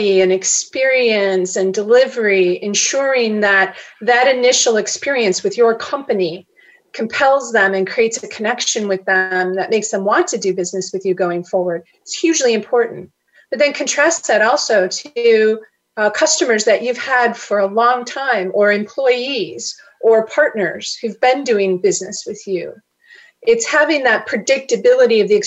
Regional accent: Chicago, Illinois, United States; grew up in Chicago

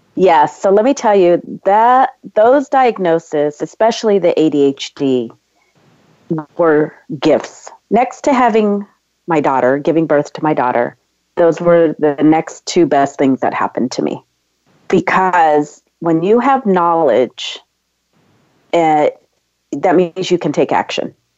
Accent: San Diego, California, United States; now in Los Angeles, United States; I was uh, born and raised in San Diego, California, and I, I now live in Los Angeles.

